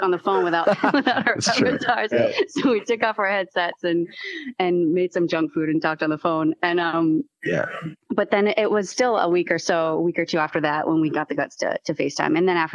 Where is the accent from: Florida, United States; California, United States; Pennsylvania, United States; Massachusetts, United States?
Massachusetts, United States; I'm from Massachusetts